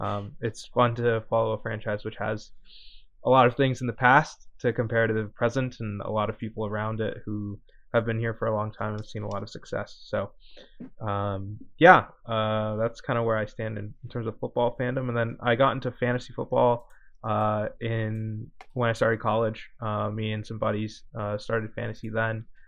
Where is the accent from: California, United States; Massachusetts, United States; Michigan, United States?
California, United States; Bay Area; I'm also from the Bay Area